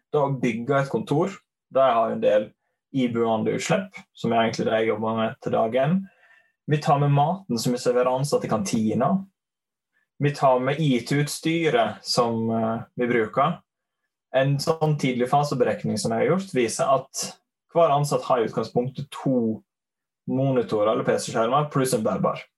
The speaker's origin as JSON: {"language": "Norwegian", "town": "Leikanger", "region": "Vestland", "country": "Norway", "said": "Um, jeg hører kanskje at jeg er fra Sogn. Sogning fra Leikanger."}